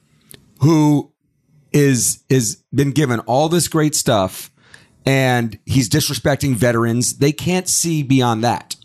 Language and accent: English; Atlanta, Georgia, United States; I grew up in Atlanta